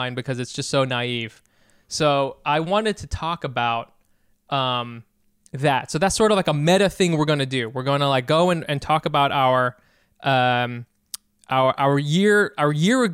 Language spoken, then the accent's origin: English; United States; I'm from America